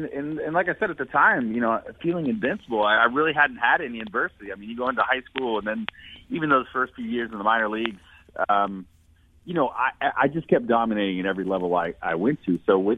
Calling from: Jupiter, Florida, United States; I'm down in Jupiter, Florida today.

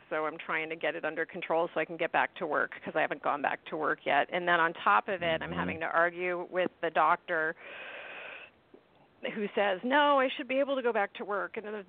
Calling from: St. Petersburg, Florida, United States; from St. Pete.

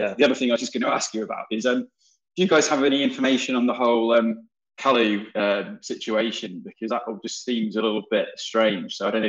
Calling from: Leeds, Yorkshire and the Humber, United Kingdom; I'm joining you from sunny Leeds.

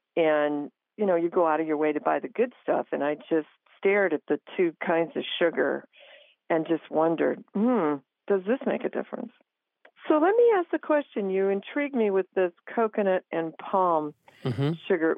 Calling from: Crown Point, Indiana, United States; I'm calling from Crown Point, Indiana, which is near Chicago.

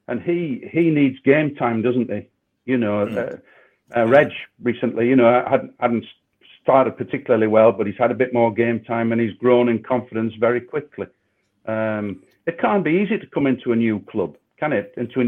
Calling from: Rotherham, Yorkshire and the Humber, United Kingdom; And I'm glad I'm live from Rotherham and speaking to you guys eventually.

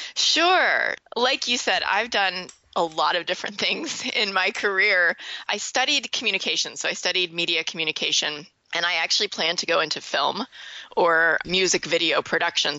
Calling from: Louisville, Kentucky, United States; I am calling you from Louisville, Kentucky.

